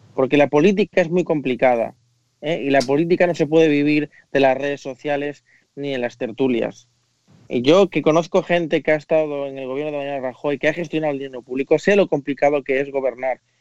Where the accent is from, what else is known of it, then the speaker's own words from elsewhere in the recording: Spain; como español